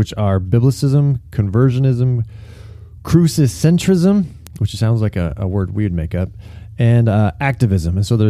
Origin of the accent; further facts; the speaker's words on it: California, United States; now in Chicago, United States; Growing up in California, there were only two seasons. There was sunny season and rainy season. But here you get the full four seasons.